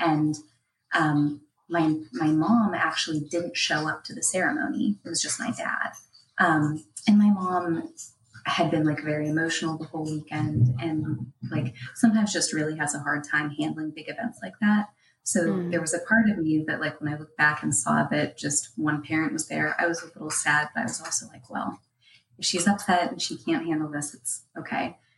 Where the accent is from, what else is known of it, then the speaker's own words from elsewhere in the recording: Pittsburgh, Pennsylvania, United States; I'm from Pittsburgh, Pennsylvania